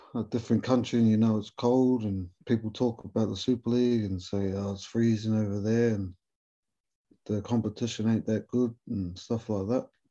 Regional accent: New Zealand; accent: Kiwi; moved away as an adult; now in England; being a Kiwi fella, but keeping a little Maori boy from New Zealand

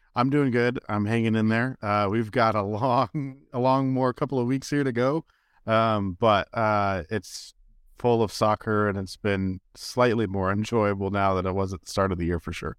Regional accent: Bay Area, California, United States; now in Kansas City, United States; I grew up in Bay Area

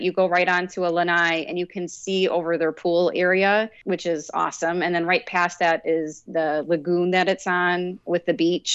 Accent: Chicago, Illinois, United States; also born or lived in Eastern Iowa; now in Iowa, United States; So we're from Chicago originally

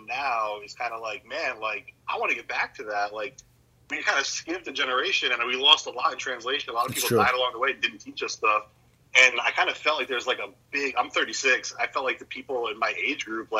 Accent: New Jersey, United States; growing up in New Jersey

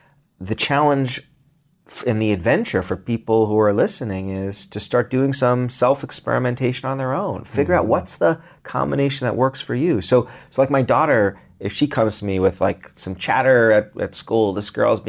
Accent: Brooklyn, New York, United States; where I grew up in Brooklyn, parks, green spaces were synonymous with getting mugged.

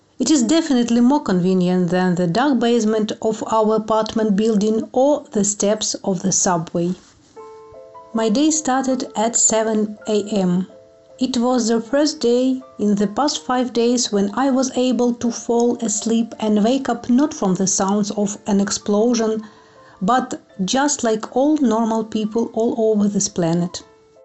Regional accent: Kharkiv, Kharkiv Oblast, Ukraine; moved away as an adult; I am from Kharkiv, Ukraine

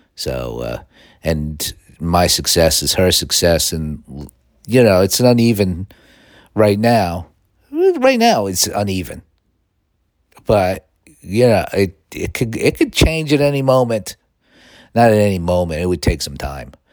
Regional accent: Northeast, United States; now in Los Angeles, United States; growing up in the Northeast

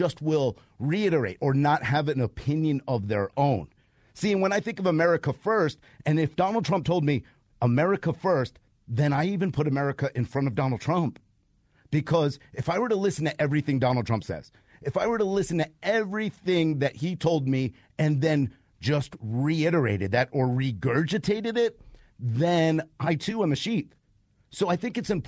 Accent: New York, United States; also born or lived in North Georgia mountains; now in Georgia, United States; I'm originally from New York, and now I am a mountain man. I actually live in the Appalachian Mountains

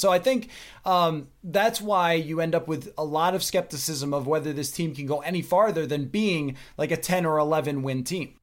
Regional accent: Buffalo, New York, United States; now in Minnesota, United States; I grew up in Buffalo, New York

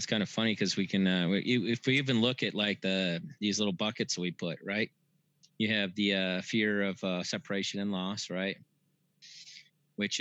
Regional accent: Brazil, Indiana, United States; now in Sedona, United States; I was born in Brazil

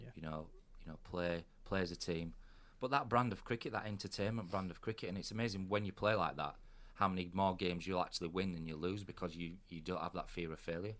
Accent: England, United Kingdom; I think we're very English, aren't we?

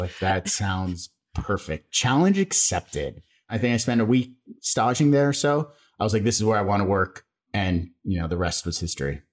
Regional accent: Las Vegas, Nevada, United States; I grew up in Las Vegas.

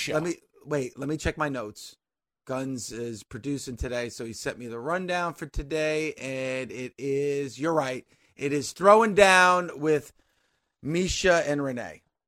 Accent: New Jersey, United States; this is my home state

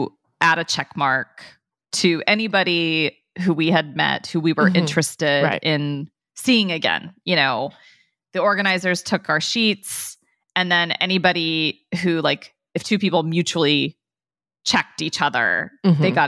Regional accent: Dayton, Ohio, United States; I'm such a Midwesterner. I grew up in Dayton, Ohio

